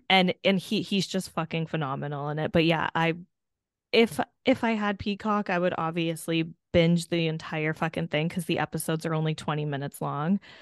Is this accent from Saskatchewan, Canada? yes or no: no; Hamilton, Ontario, Canada; my hometown, Hamilton